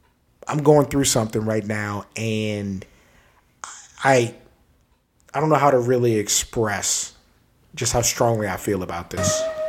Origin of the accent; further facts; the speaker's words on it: San Antonio, Texas, United States; also born or lived in Maryland / Wyoming; I'm from Maryland. I left when I was 8. I lived in Wyoming until I was 11. I grew up in San Antonio. And I'm 33. So I'm from Texas.